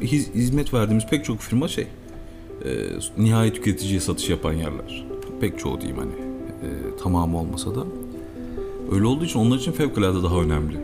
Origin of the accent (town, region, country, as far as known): Eskişehir, Turkey; also born or lived in Istanbul / Barcelona